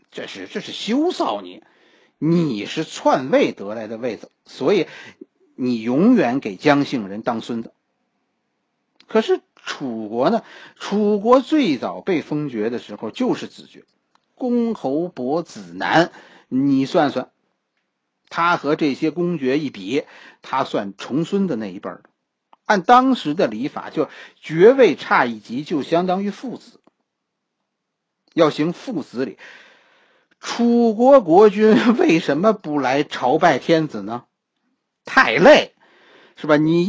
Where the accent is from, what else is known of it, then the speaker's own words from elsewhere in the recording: China; 我们中国人